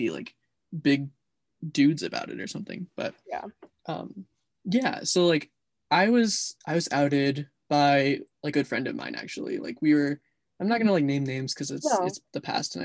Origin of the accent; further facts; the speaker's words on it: Lewiston, United States; Lewiston's my hometown that I grew up in and went to high school